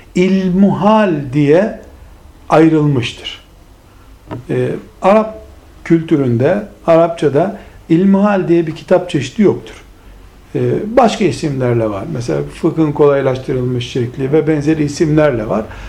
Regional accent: Turkey; bizim memleketimiz, Türkiye'mizi kastederek söylüyorum

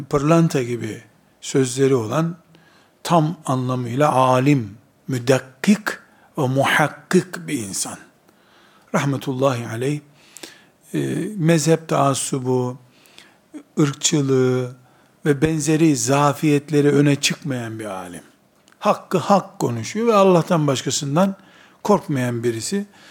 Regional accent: Black Sea Region, Turkey; accent: Black Sea dialect; Bizim Karadeniz lehçesinde

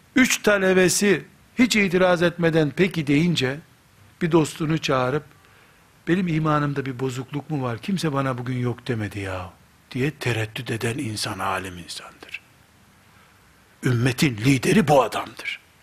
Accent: Black Sea Region, Turkey; Karadeniz çocuğu olduğumuzu

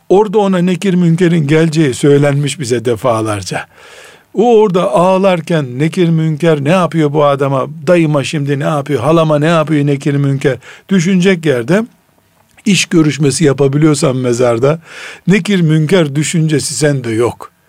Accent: Black Sea Region, Turkey; accent: Karadeniz dialect; Bizim Karadeniz lehçesinde

